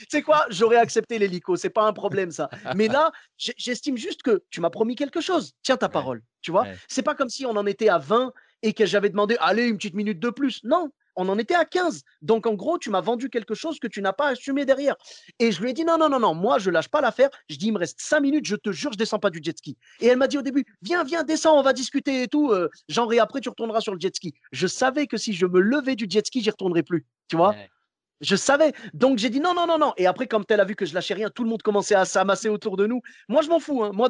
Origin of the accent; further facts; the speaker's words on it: Morocco; je suis marocain jusqu'au bout, je suis désolé.